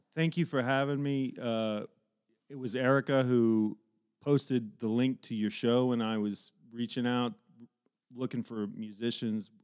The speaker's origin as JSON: {"language": "English", "town": "Dayton", "region": "Ohio", "country": "United States", "tie": "born or raised there", "said": "when I was growing up in East Dayton, I grew up a huge music fan"}